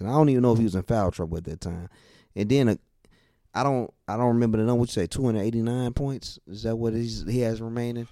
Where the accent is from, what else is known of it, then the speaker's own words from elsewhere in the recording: Chicago, Illinois, United States; my hometown team